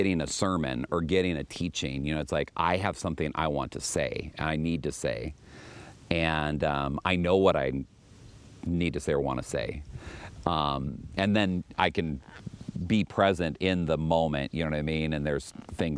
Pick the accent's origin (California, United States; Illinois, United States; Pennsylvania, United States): California, United States; Los Angeles; moved away as an adult; also born or lived in Minneapolis, Minnesota; I was born in San Pedro. I was born a block away from where the church is that I serve and where I live